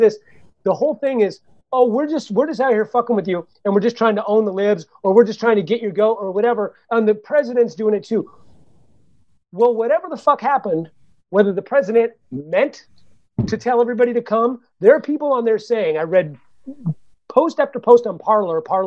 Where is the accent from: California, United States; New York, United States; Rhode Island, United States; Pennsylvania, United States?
California, United States; Santa Cruz; I grew up in the Bay Area. I grew up in Santa Cruz.